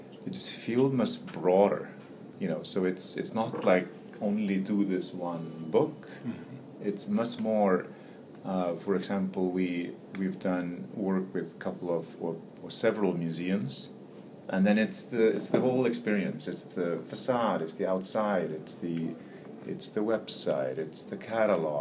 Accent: Iceland; moved away as an adult; now in New York, United States; I'm born and raised in Iceland. Came here in early 90s, or 89 actually.

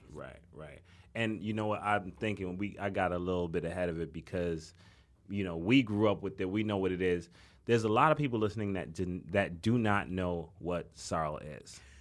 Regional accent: New York City, New York, United States; also born or lived in Brooklyn; I'm from the Bronx, but I live in Brooklyn

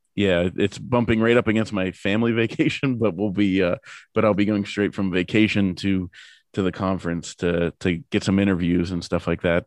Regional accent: Pittsburgh, Pennsylvania, United States; I'm from Pittsburgh, so we're, you know, Pirates, Penguins, Steelers fans

